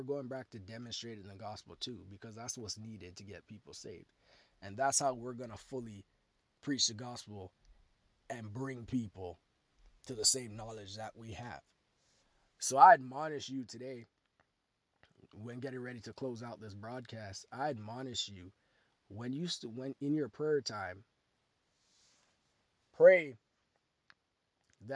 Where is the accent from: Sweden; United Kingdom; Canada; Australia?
Canada; Toronto, Ontario; my hometown, Toronto, Ontario